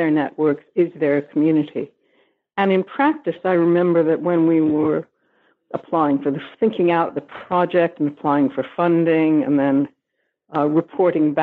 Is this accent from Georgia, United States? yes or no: no; New York, United States; moved away as an adult; also born or lived in Canada / United Kingdom; now in Liverpool, United Kingdom; I am American. I was born in New York